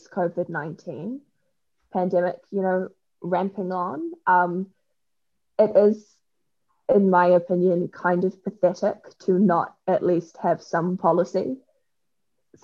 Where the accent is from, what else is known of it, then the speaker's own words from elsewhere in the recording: Auckland, New Zealand; I grew up in the Botany area